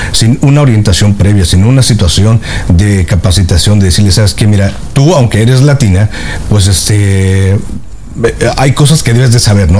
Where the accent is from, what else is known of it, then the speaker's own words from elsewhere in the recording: Mexico; now in United States; yo soy mexicano, nací este, en México, tengo 20 años aquí en la Unión Americana